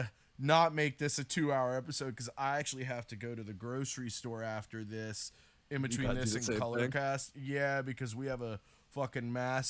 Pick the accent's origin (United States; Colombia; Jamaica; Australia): United States; the South; I'm from the South